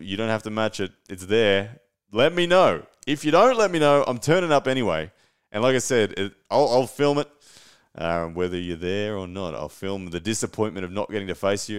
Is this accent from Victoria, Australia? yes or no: no; Brisbane, Queensland, Australia; to Brisbane, to my hometown.